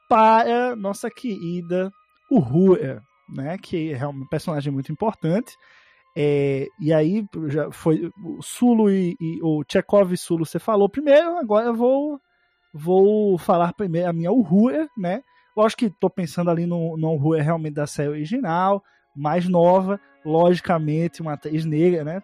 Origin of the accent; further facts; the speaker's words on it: Northeast Region, Brazil; eu sou nordestino